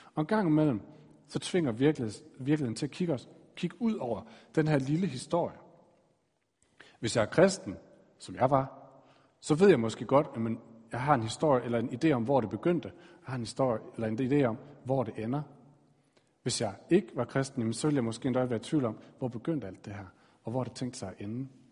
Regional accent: Aarhus, Central Denmark Region, Denmark; Jeg blev født i Aarhus i den her familie.

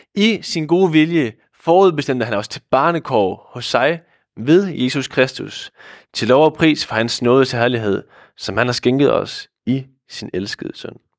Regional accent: Hvide Sande, Central Denmark Region, Denmark; moved away as an adult; now in Odense, Denmark; oprindeligt så er jeg fra Hvide Sande

